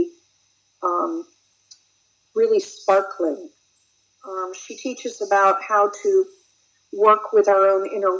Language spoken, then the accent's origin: English; Charlottesville, Virginia, United States; my hometown of Charlottesville, Virginia